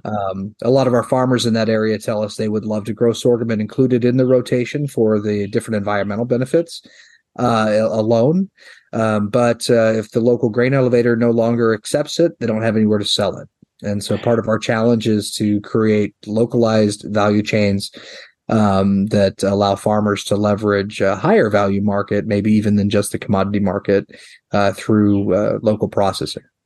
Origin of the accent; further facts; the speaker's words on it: York, Nebraska, United States; my hometown uh, there in York, Nebraska